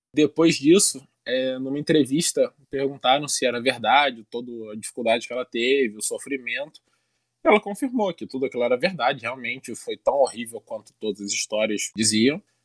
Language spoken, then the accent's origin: Portuguese; Niterói, Rio de Janeiro, Brazil; Niterói, minha cidade natal